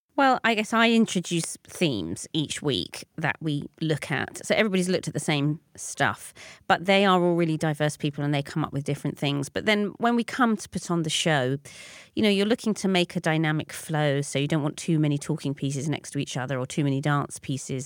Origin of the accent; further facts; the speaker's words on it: London, United Kingdom; I grew up in North London